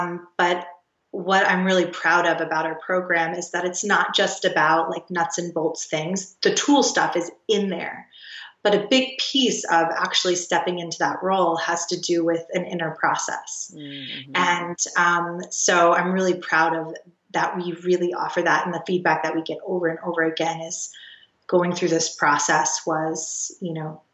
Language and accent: English; the South, United States; I grew up in the South